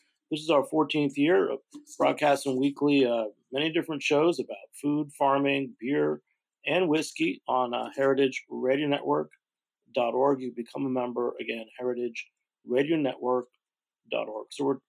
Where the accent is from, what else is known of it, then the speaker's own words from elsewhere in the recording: New York, United States; New York to me is, you know, my home state and what I know from drinking and alcohol.